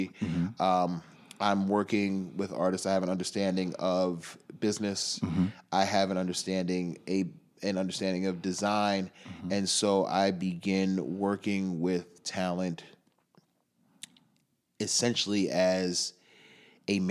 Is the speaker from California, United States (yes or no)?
no; New York City, New York, United States; I grew up in Rockaway.